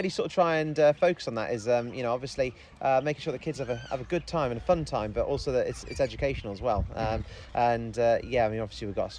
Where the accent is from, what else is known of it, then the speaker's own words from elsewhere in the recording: United Kingdom; But even so, we're British. We've got to complain about it